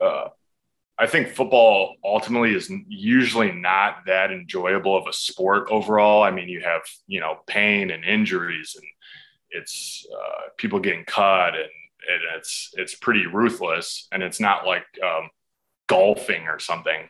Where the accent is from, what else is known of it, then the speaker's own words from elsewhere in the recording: United States; for us in America